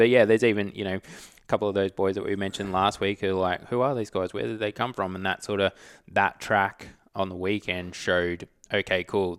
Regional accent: Australia; I'm Australian as.

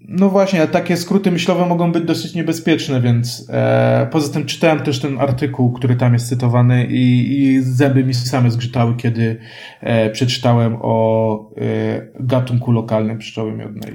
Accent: Kraków, Lesser Poland, Poland; ja jestem krakusem

